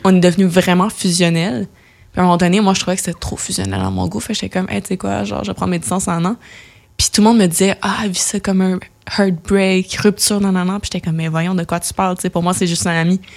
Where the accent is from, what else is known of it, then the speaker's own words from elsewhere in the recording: Laval, Quebec, Canada; now in Montreal, Canada; grandi dans la banlieue de Montréal, mais la banlieue nord, fait que j'ai grandi à Laval